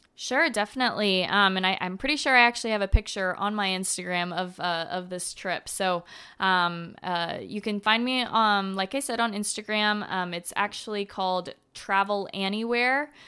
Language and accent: English; Florida, United States; I'm from Florida